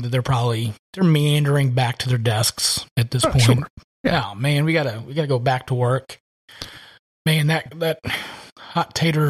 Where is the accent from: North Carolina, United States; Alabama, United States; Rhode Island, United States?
North Carolina, United States; because I think the thing that scares us Southerners, because we're from North Carolina, is the winter.